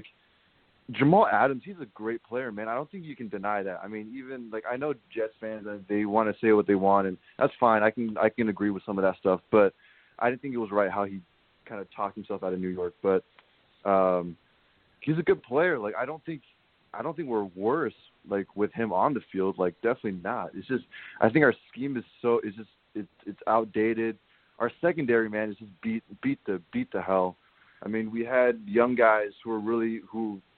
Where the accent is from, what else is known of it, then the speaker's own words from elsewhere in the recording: Thailand; moved away as an adult; now in Seattle, United States; So I didn't grow up in America. I grew up in Thailand